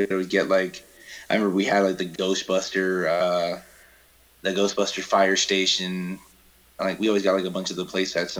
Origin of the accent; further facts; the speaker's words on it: United States; also born or lived in Connecticut; No, I pretty much grew up in the Springs, actually. You know, my dad was military, but, like, he would leave. And then we went to Connecticut for a year, and other than that, it was mainly here.